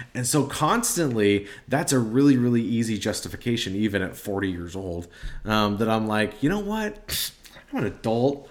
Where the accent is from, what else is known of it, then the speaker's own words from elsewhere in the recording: Nebraska, United States; I'm from Nebraska. Um, we're Nebraska people